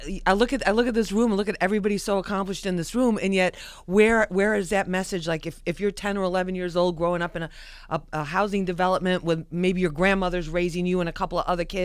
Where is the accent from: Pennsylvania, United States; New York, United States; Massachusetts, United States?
New York, United States; Than us wild New Yorkers.